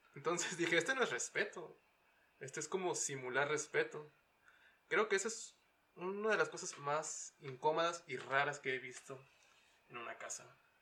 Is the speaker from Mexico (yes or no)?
yes; Mexicali, Baja California, Mexico; also born or lived in Kansas City, Missouri; now in Utah, United States; soy de Mexicali